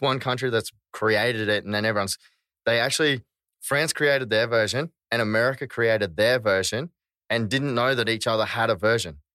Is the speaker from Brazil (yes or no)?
no; Australia; we are Aussie